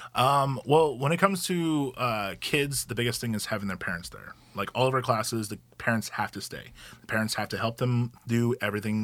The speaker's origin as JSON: {"language": "English", "town": "Gresham", "region": "Oregon", "country": "United States", "tie": "born or raised there", "also_born_or_lived": "Hawaii", "said": "I moved here when I was eleven, grew up in the Gresham area, went to Gresham High School"}